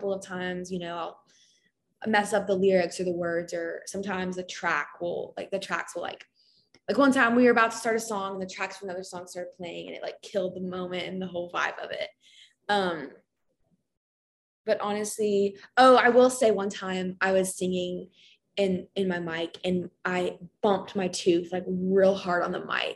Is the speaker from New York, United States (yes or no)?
no; Kentucky, United States; I'm from Kentucky, so I love the University of Kentucky, UK